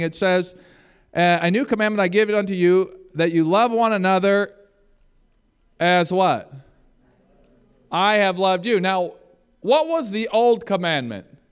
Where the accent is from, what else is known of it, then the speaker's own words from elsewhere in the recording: Michigan, United States; moved away; I'm from Michigan